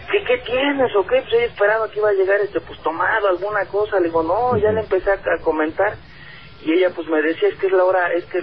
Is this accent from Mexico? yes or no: yes; Xalapa, Veracruz, Mexico; now in Mexico City, Mexico; yo soy de Veracruz, de Jalapa, Veracruz, este, del municipio del Castillo, a un ladito de, de, Jalapa, pues.